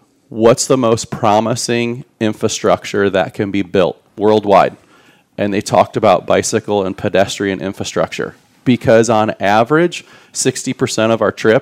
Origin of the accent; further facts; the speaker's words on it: outside of Chicago, Illinois, United States; moved away; as a kid growing up outside of Chicago